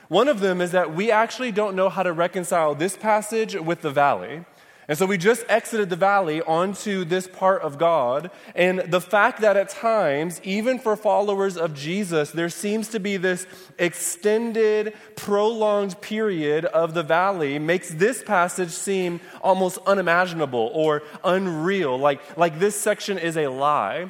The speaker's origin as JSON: {"language": "English", "region": "Michigan", "country": "United States", "moved": "yes", "said": "I'm from Michigan"}